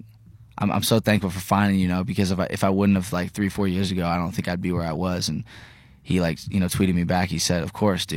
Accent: Terre Haute, Indiana, United States; I'm from Indiana, you know, Terre Haute

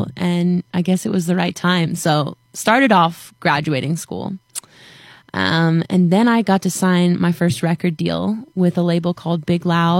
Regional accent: Ontario, Canada; I'm from Ontario, Canada.

